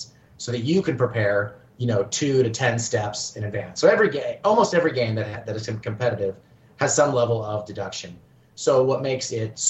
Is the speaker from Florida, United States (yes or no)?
no; Oklahoma, United States; moved away as an adult; also born or lived in South Korea; I grew up in Oklahoma